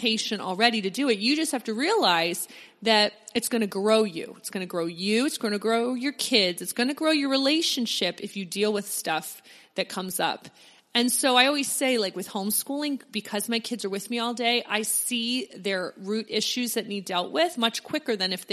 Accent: Pennsylvania near Philadelphia, United States; I grew up in Pennsylvania near Philadelphia

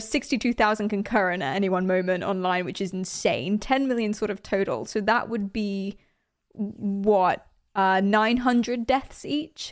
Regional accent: United Kingdom; I'm British

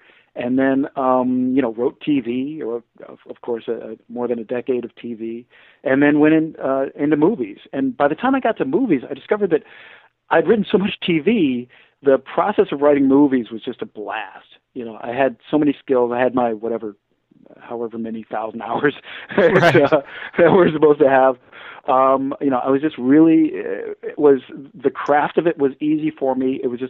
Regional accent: Detroit, Michigan, United States; I'm coming from Detroit, African-American from, you know, whatever. And this great, like, clash of cultures for me. So immediately I'm kind of learning. I had to lose my accent.

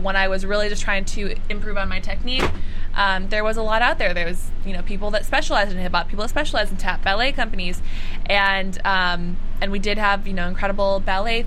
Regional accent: Minneapolis, Minnesota, United States; moved away; Minneapolis, St. Paul! Which is my hometown.

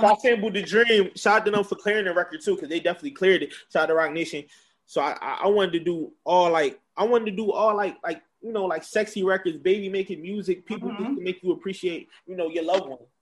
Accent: Philadelphia, Pennsylvania, United States; I was born in Northeast Philadelphia

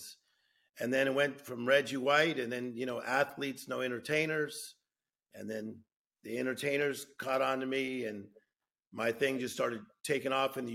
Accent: Compton, California, United States; I'm from Los Angeles, a city called Compton, California.

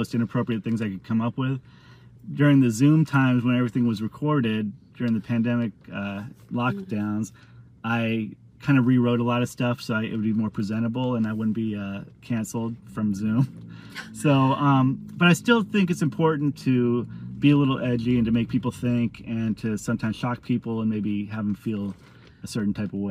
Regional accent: San Diego, California, United States; I grew up in San Diego.

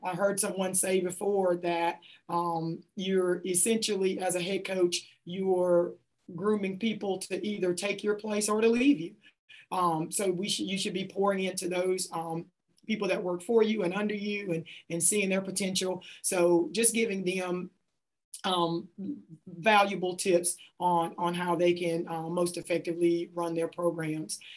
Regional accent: Kelly Settlement, Mississippi, United States; grew up in a community outside of Hattiesburg called uh, Kelly Settlement and I graduated from South Jones High School in Ellisville, Mississippi.

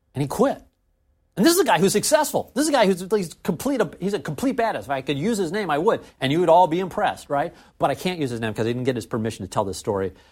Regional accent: St. Louis, Missouri, United States; we couldn't hire enough programmers in my hometown

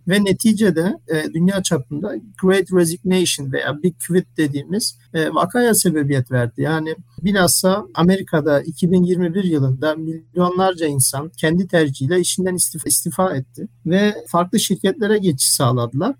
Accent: Germany; moved away as an adult; also born or lived in Ankara, Turkey; now in Istanbul, Turkey; Almanya'da doğup büyüdüm.

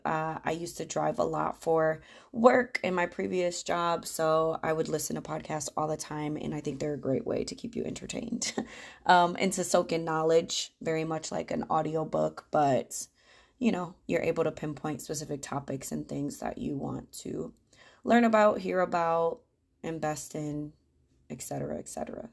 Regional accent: Grand Rapids, Michigan, United States; moved away as an adult; now in Charlotte, United States; I grew up in Grand Rapids, Michigan, in the Midwest

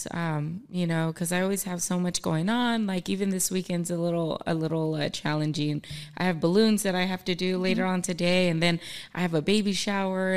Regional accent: Los Angeles, California, United States; I grew up in East

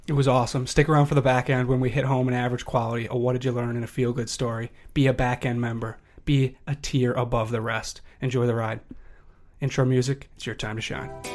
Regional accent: Chicago, Illinois, United States; I drive past Beloit every day because I'm from Chicago

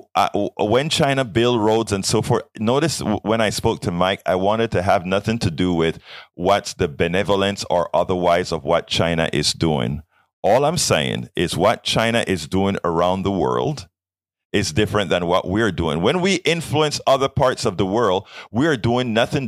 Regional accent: Panama; I am from Panama. I am from Panama

